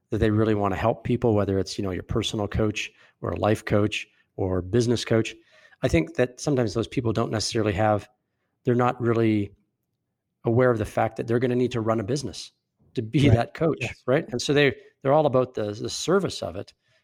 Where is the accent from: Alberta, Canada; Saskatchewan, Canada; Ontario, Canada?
Alberta, Canada; Calgary; My background's pretty entrepreneurial. I'm from Calgary.